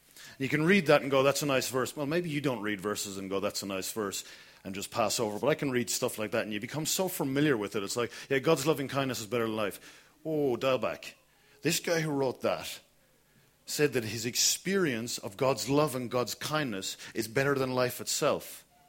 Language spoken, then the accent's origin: English; Kilkenny, Leinster, Ireland; moved away; I grew up in Kilkenny